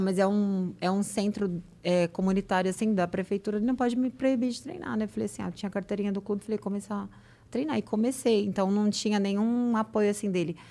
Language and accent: Portuguese; São Paulo, Brazil; now in Santos, Brazil; eu sou de São Paulo